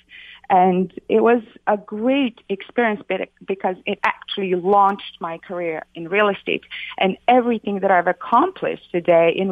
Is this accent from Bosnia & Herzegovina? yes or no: yes; Sarajevo, Federation of Bosnia and Herzegovina, Bosnia & Herzegovina; also born or lived in New York / Florida; now in United States; I came from Sarajevo, Bosnia. I lived through the war over there